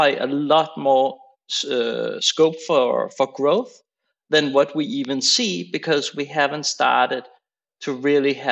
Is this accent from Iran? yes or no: no; Denmark; I'm Danish, right? I grew up in Denmark.